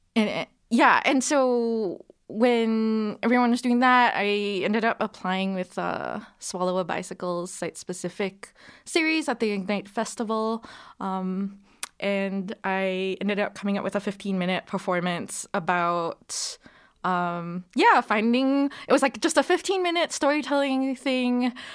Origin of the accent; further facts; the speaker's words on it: Singapore; moved away as an adult; now in Calgary, Canada; I was born here in Calgary, um, and then I moved to Singapore when I was three, where my parents are from, uh, and then I was there for twenty years